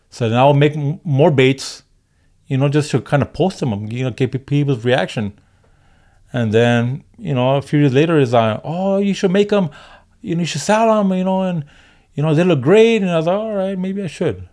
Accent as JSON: {"language": "English", "town": "Maywood", "region": "California", "country": "United States", "tie": "born or raised there", "also_born_or_lived": "Highland Park, Los Angeles", "moved": "yes", "said": "I grew up in L A, uh, in the early eighties. Uh, I grew up in Maywood."}